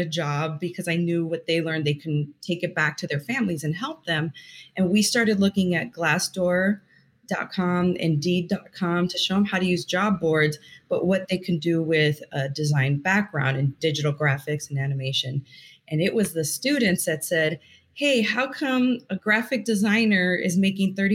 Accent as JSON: {"language": "English", "region": "Northwest Indiana", "country": "United States", "tie": "born or raised there", "moved": "as an adult", "lives_now": "Texas, United States", "said": "I'm a Texas transplant. So I grew up in Northwest Indiana by Chicago"}